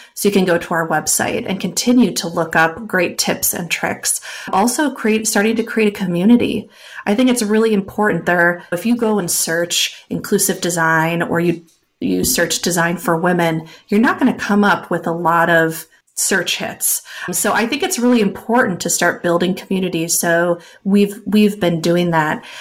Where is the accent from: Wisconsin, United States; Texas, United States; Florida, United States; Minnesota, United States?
Wisconsin, United States; I am from Wisconsin. You cannot shake the cheese out of a Wisconsin girl.